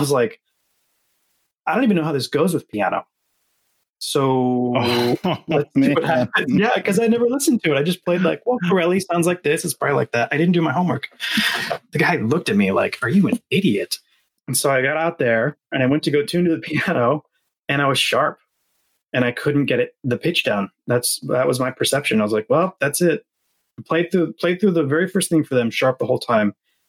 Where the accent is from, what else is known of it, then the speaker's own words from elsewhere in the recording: Atlanta, Georgia, United States; born there; And I was born in Atlanta, actually.